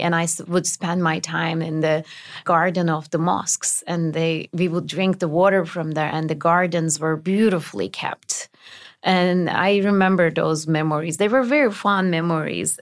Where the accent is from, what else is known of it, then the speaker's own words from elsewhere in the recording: Turkey; moved away as an adult; now in United States; my childhood in Turkey was a little different than other Turkish children